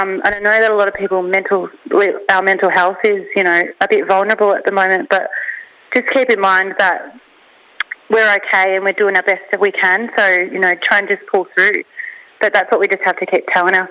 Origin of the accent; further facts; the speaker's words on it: Australia; I grew up in Banyanda